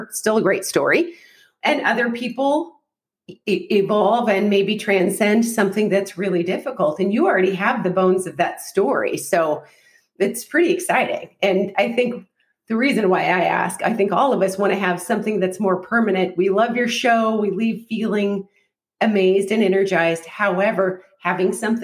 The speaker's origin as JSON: {"language": "English", "region": "Alaska", "country": "United States", "moved": "yes", "said": "I am from Alaska."}